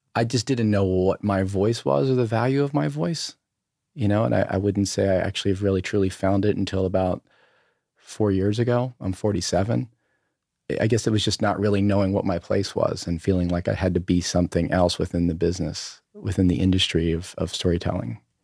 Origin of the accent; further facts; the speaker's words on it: Berlin, Maryland, United States; also born or lived in Ocean City, Maryland; I grew up on the eastern shore of, of Maryland, uh, in a town of, uh, called, uh, Berlin, Maryland